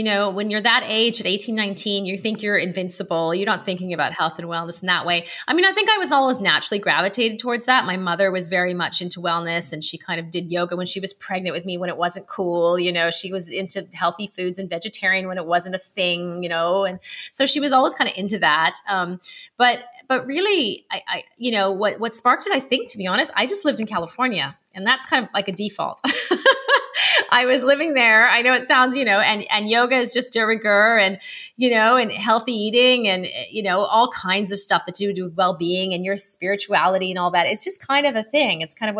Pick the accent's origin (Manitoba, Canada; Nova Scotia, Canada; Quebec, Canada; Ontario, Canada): Ontario, Canada; Ottawa; now in United Kingdom; I'm originally from Canada, Ottawa, Canada, but I have lived many places, and now I am in, I guess, UK and kind of Madeira